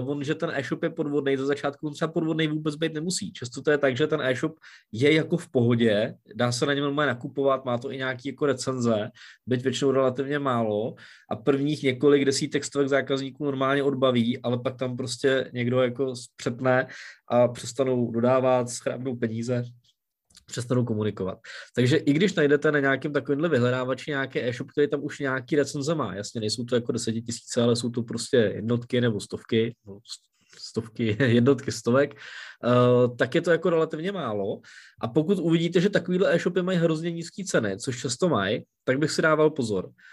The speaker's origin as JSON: {"language": "Czech", "country": "Czechia", "said": "u nás v Čechách"}